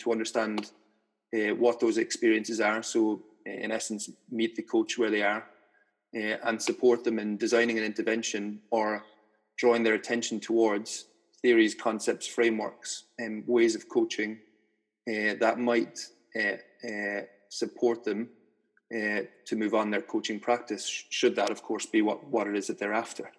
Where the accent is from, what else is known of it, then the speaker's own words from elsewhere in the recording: Ireland; moved away; I grew up in Ireland in a fairly conservative Catholic society